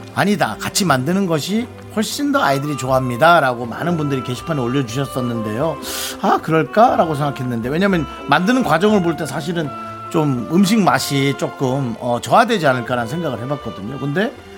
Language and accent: Korean; Gangwon, South Korea; accent: Gangwon dialect; 우린 강원도 사투리에서 늘 얘기하지만